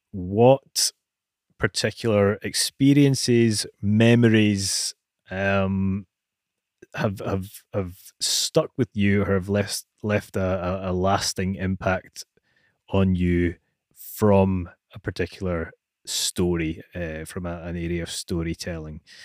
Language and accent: English; Scotland, United Kingdom; being Scottish